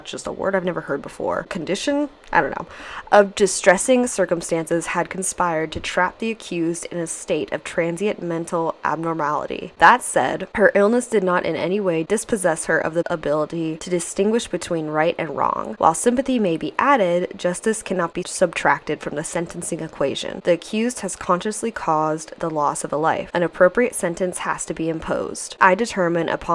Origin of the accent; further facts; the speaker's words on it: United States; I'm American